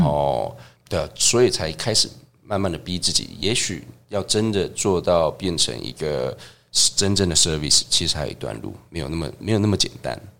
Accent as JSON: {"language": "Chinese", "town": "Tucheng", "region": "New Taipei", "country": "Taiwan", "tie": "born or raised there", "said": "在土城有个， 呃， 共同餐厅， 那也不算共同餐厅，就是青青餐厅"}